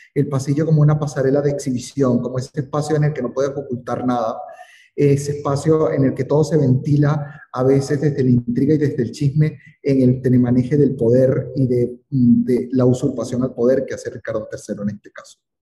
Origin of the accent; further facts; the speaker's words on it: Venezuela; moved away; en mi país